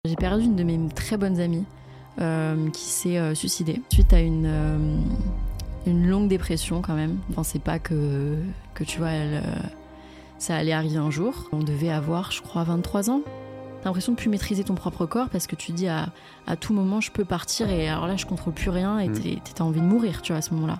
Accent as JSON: {"language": "French", "town": "Courcouronnes", "region": "Île-de-France", "country": "France", "tie": "born or raised there", "moved": "as an adult", "said": "je suis né à Courcouronne euh, dans le 91. Et j'ai grandi, euh, j'ai grandi là-bas pendant, enfin ouais, on va dire toute ma vie jusqu'à mes 18 ans."}